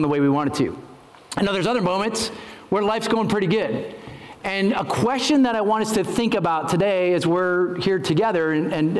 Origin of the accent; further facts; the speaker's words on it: Ohio, United States; moved away as an adult; also born or lived in Lenawee County, Michigan; my wife and I grew up in Ohio